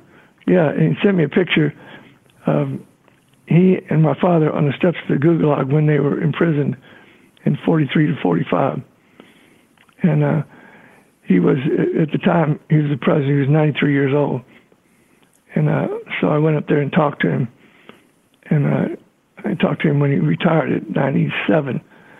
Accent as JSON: {"language": "English", "region": "Texas", "country": "United States", "tie": "born or raised there", "also_born_or_lived": "Florida", "said": "I was born in Florida and raised in Texas, and I went to Texas A&M because my father went to Florida."}